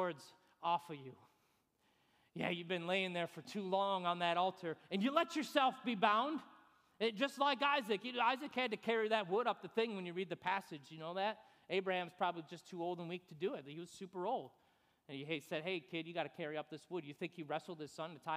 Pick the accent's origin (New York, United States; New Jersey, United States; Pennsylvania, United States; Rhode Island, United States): New York, United States; moved away as an adult; also born or lived in Fort Stewart, Georgia; we're from New York